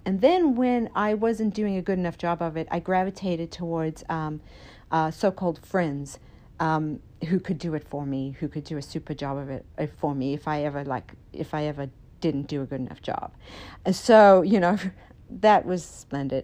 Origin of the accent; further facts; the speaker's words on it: Idaho, United States; I come from Idaho